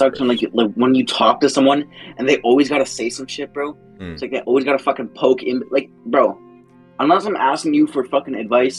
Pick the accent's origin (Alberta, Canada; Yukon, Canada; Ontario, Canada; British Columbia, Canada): Alberta, Canada; Like the place I live, it's like a country town, right? It's like if you look it up, it's like in the middle of Alberta, Canada. Right, and it's like where I live, right?